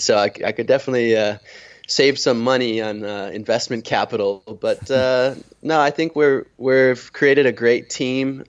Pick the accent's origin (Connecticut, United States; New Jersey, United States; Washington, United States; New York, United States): Connecticut, United States; Old Lyme; moved away as an adult; also born or lived in Vermont / Marshall Islands; now in Kosrae, Micronesia; I'm originally from Old Lyme, Connecticut. Um, I grew up there